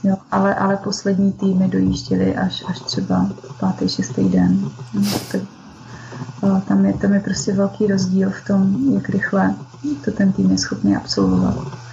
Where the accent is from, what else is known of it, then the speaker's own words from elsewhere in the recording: Šumperk, Olomouc Region, Czechia; jsem ze Šumperka